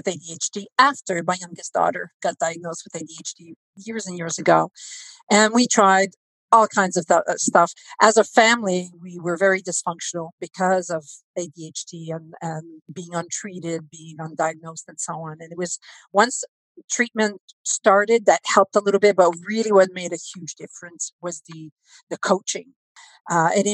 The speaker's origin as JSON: {"language": "English", "country": "Canada", "said": "We're Canadian"}